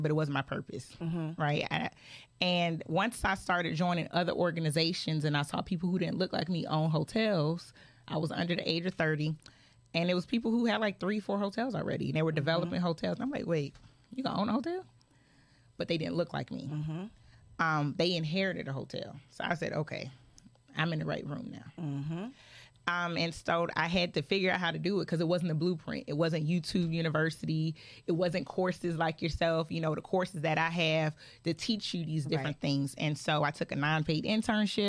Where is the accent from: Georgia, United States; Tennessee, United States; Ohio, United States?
Georgia, United States; also born or lived in Philadelphia, Pennsylvania; I was born in Philly, but you know, but I did go to most of my life Georgia schools